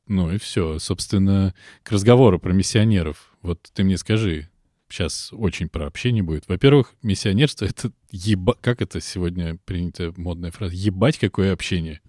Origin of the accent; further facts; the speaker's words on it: Moscow, Russia; Я москвич